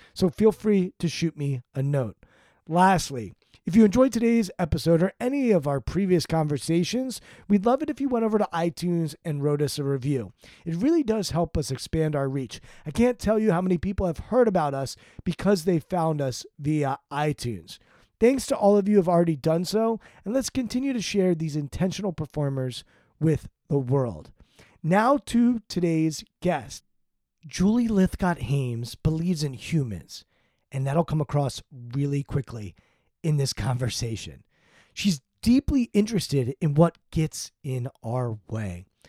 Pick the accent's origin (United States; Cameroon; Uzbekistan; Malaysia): United States; Potomac, Maryland; I grew up in Potomac, Maryland, an affluent suburb of Washington, D C